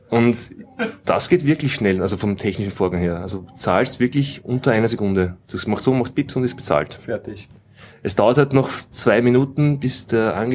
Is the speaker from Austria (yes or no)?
yes; Austria; in Österreich haben wir alle Bankomatkarten diese, diese Quick-Funktion